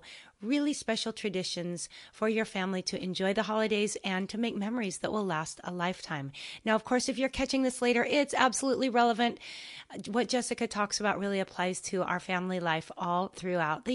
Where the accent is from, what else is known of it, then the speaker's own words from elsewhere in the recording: Washington, United States; now in Hawaii, United States; a really fun trip to Washington State, to my hometown, where I got to spend Thanksgiving with my folks